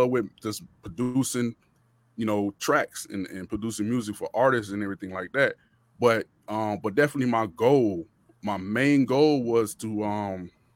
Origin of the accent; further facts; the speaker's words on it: Miami, Florida, United States; also born or lived in Rock Hill, South Carolina / Charlotte, North Carolina; now in Atlanta, United States; I'm from Miami, Florida originally, but I live out here in Atlanta